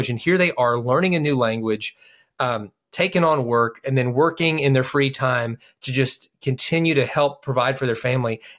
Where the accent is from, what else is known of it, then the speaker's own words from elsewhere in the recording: Kentucky, United States; We're from Kentucky